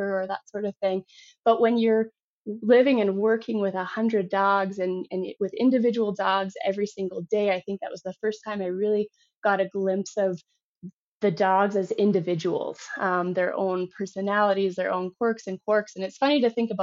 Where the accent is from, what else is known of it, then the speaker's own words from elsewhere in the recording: Yellowknife, Northwest Territories, Canada; moved away as an adult; also born or lived in Canmore; now in California, United States; I grew up in Yellowknife, Northwest Territories